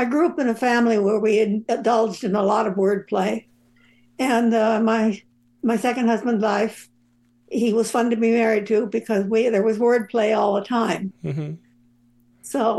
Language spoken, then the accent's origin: English; Southern California, United States; I'm from Southern California.